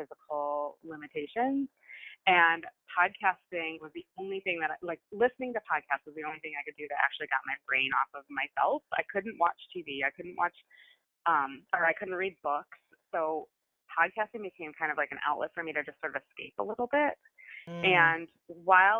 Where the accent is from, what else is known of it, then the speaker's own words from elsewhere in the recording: Midwest, United States; I grew up in the Midwest